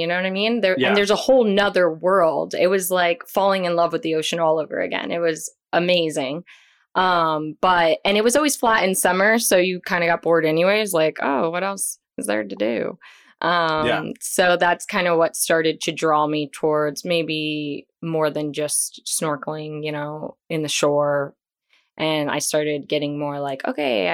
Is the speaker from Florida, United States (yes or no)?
yes; Boynton Beach, Florida, United States; I have lived in South Florida my whole life